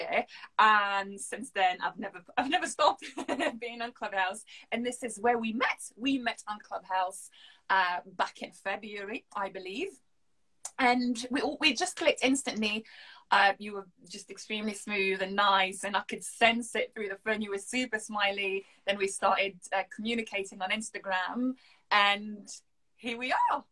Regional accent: Lille, Hauts-de-France, France; accent: French; first language French; English is a second language; moved away as an adult; now in London, United Kingdom; I'm from Lille, the north of France

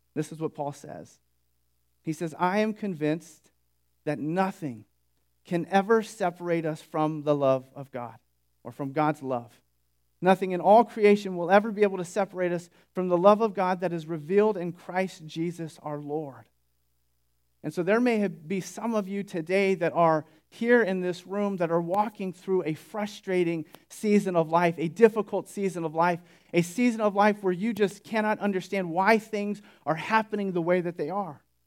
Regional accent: Sunnyvale, California, United States; moved away as an adult; also born or lived in Bakersfield; Sunnyvale, which is where I grew up

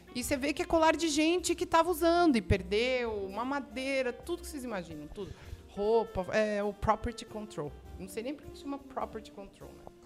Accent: Brazil

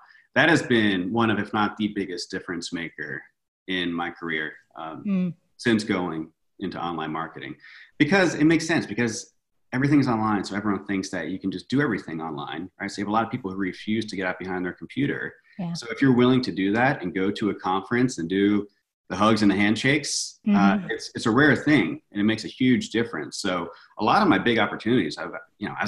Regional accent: Virginia, United States; moved away as an adult; now in Los Angeles, United States; I grew up in Virginia and I moved out

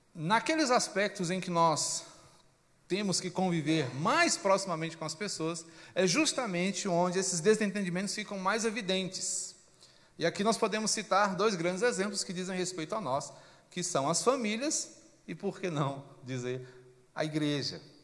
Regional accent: Brazil; porque somos brasileiros

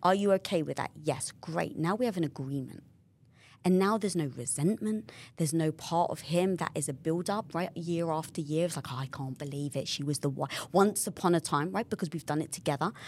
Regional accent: London, United Kingdom; moved away; I come from North London, being British

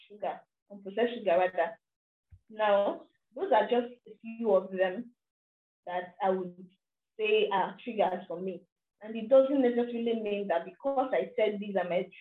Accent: Nigeria; as a Nigerian and as an African

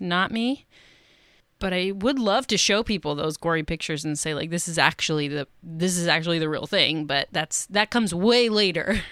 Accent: Seattle, Washington, United States; I was born and raised in Seattle, and now I live in the suburbs

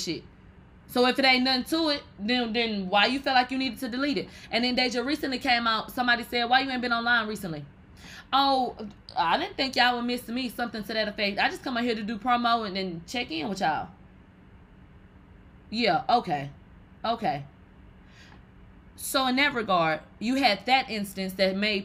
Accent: Texas, United States; I'm from Texas.

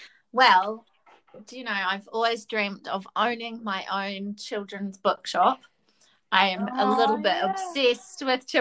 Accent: Christchurch, Canterbury, New Zealand; also born or lived in Sydney, Australia / Dunedin, New Zealand / Hong Kong; I'm definitely Christchurch born and bred.

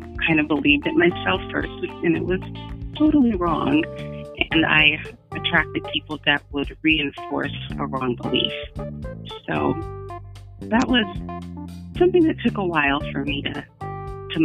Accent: United States; I'm American

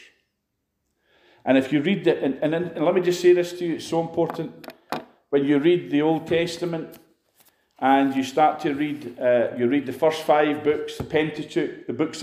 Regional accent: Edinburgh, Scotland, United Kingdom; now in Glasgow, United Kingdom; I come from Edinburgh. I was born in Edinburgh.

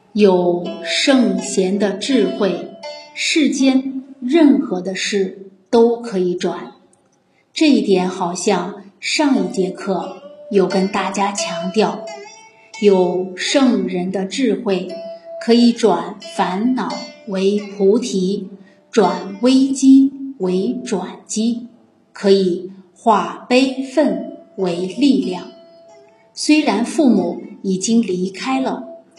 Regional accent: Fujian, China; accent: Minnan; 我今天讲闽南话讲得比较多，因为我今天收到消息，我们闽南张普教育局局长

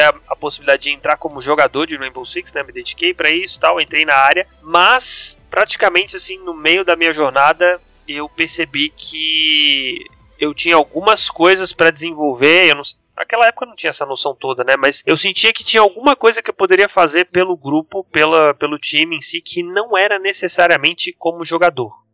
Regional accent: Florianópolis, Santa Catarina, Brazil; sou de Florianópolis, Santa Catarina, e eu viajei praticamente o estado inteiro

